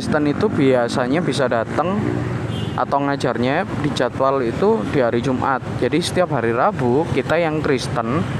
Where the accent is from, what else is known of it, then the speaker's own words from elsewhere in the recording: Java, Indonesia; aku sendiri Jawa uh, ini berbeda-beda